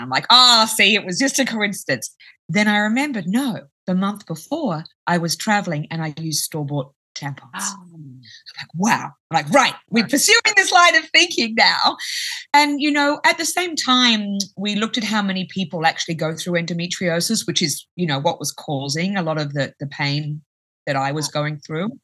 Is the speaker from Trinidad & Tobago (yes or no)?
no; Australia; I'm from Australia